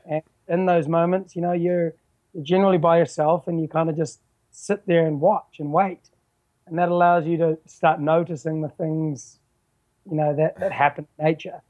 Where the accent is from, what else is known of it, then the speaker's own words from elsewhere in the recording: New Zealand; also born or lived in Vancouver, Canada; I'm, I'm from New Zealand. I, I live in a you know a rock in the bottom of the South Pacific, surrounded by ocean. Um, I was originally born in Vancouver though.